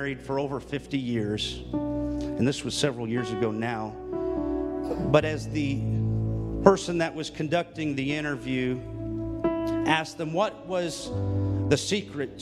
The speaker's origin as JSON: {"language": "English", "region": "California", "country": "United States", "also_born_or_lived": "Florida", "moved": "as an adult", "lives_now": "Ohio, United States", "said": "I'm actually originally from California, and then we moved after Bible school, got married and moved to Florida, and then 5 years ago, we ended up here in Ohio"}